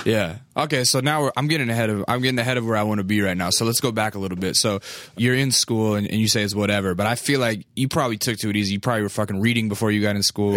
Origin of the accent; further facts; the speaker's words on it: Alaska, United States; I'm from Alaska